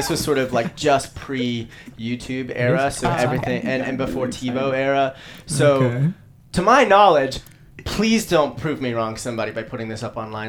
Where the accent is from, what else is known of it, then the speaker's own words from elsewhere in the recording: Georgia, United States; moved away as an adult; I'm from Georgia, originally, a small town in Georgia.